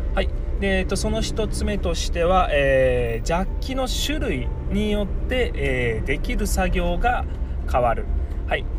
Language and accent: Japanese; Miyazaki, Japan; 地元宮崎では